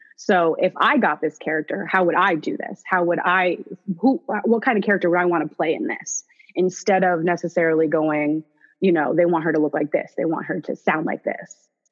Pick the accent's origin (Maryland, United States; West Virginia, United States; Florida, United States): Florida, United States; Orlando; now in Los Angeles, United States; I'm from O Town, the big 407